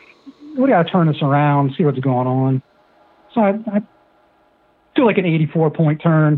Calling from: Pennsylvania, United States; We're in Pennsylvania.

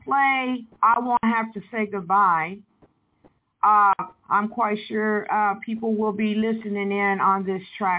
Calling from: Evansville, Indiana, United States; I'm calling in the United States here in Evansville, Indiana.

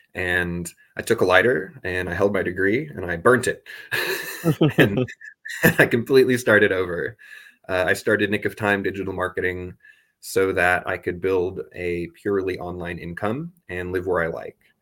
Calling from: Augsburg, Bavaria, Germany; I'm calling in from Germany because I studied abroad here last year. I'm in Augsburg

